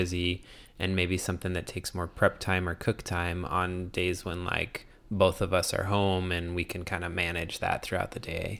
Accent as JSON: {"language": "English", "region": "Arizona", "country": "United States", "tie": "born or raised there", "moved": "yes", "said": "growing up in Arizona"}